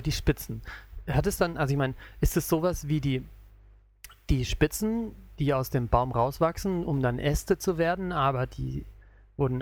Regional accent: Southern Germany, Germany; now in Japan; ich bin aus Süddeutschland, ich sag Krapfen

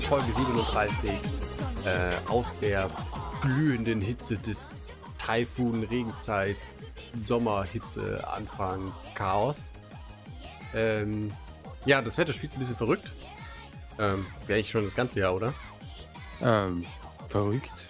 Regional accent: Germany; now in Japan; als Deutsche

